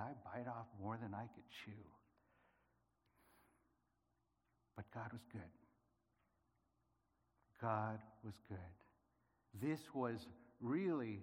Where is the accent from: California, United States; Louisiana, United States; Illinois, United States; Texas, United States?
California, United States; San Diego; moved away as an adult; also born or lived in Philippines / Los Angeles; now in Spain; I grew up in California, down in San Diego